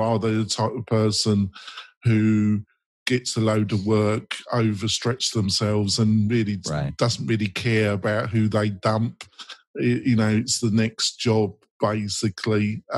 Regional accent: England, United Kingdom; I'm English.

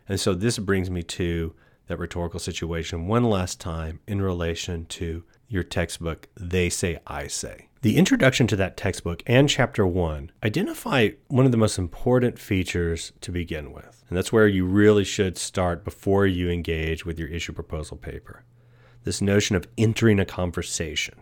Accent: East Texas, United States; I was born and raised in East Texas

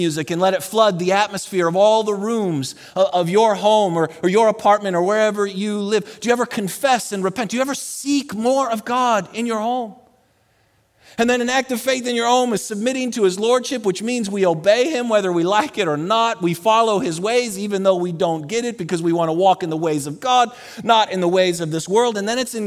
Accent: Buffalo, New York, United States; also born or lived in Colorado; now in Texas, United States; I'm from Buffalo

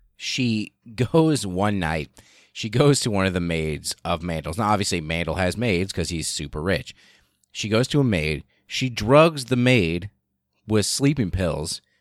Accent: the middle of the United States, Midwest, United States; almost literally in the middle of the United States, and I was born and raised here. I am American

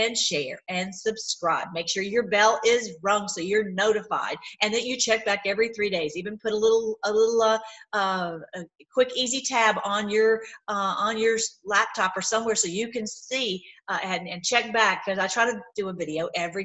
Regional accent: Tennessee, United States; moved away; I'm from Tennessee originally

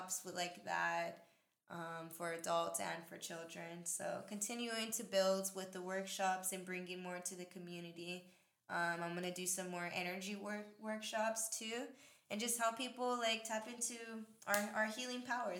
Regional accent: Pomona, California, United States; Pomona, that's my hometown

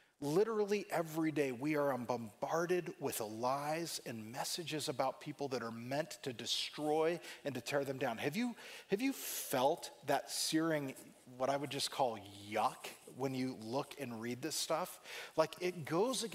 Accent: California, United States; growing up in California

